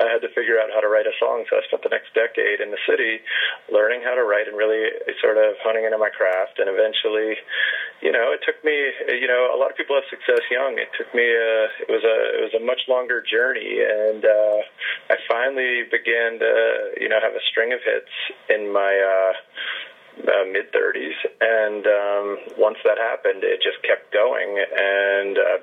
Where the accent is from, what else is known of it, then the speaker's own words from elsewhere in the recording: New York, United States; I started out as a singer in fruitless sort of alternative and hip hop bands in the early 90s and late 80s in New York, and as a high school student and then in college.